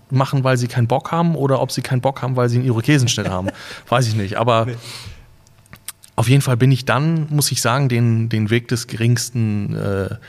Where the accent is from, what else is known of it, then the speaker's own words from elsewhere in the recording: Husum, Schleswig-Holstein, Germany; Ich bin in Husum geboren und habe die ersten paar Jahre meines Lebens in Husum verbracht. Das zählt dazu, würde ich sagen